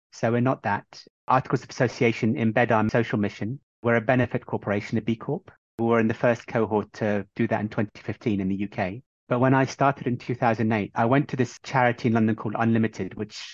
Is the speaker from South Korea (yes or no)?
no; Bahrain; moved away; I'm from Bahrain originally